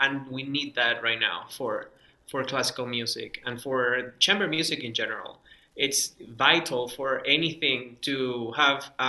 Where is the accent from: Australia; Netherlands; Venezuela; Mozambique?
Venezuela; Caracas, Capital District; first language Spanish; English is a second language; moved away; I grew up in Venezuela, in Caracas, Venezuela